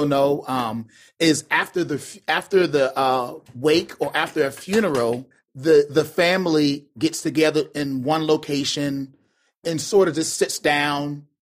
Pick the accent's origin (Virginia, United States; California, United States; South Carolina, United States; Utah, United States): South Carolina, United States; Charleston; also born or lived in Chattanooga, Tennessee; now in Baltimore, United States; I'm from Charleston, South Carolina